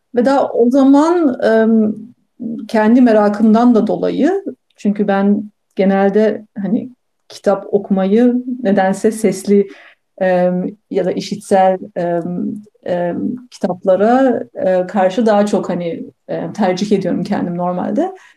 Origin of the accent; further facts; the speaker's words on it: Bursa, Turkey; moved away as an adult; also born or lived in Munich, Germany / Pasadena, United States; Ben Almanya'nın Münih şehrinde doğdum. yaklaşık 3 yaşıma kadar oradaydım. Ama ondan sonra, e, 3 yaşımdan sonra ve bütün ondan sonraki öğrencilik, eğitim hayatım Türkiye'de, Bursa'da geçti